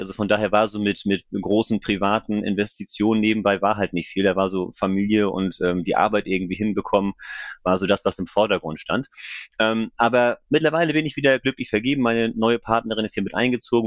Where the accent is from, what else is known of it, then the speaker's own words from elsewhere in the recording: Flensburg, Schleswig-Holstein, Germany; also born or lived in Kiel / Hamburg; now in Kreis Pinneberg, Germany; Ich bin gebürtiger Flensburger, bin da auch groß geworden im Umland